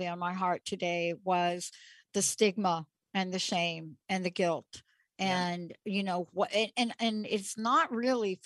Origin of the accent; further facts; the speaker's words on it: New York City, New York, United States; I'm a kid from the Bronx